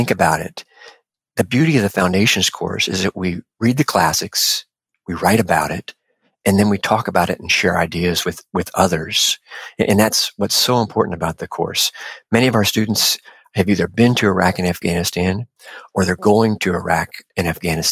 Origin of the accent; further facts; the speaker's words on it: Cincinnati, Ohio, United States; now in Newport, United States; I grew up in Cincinnati and graduated from West Point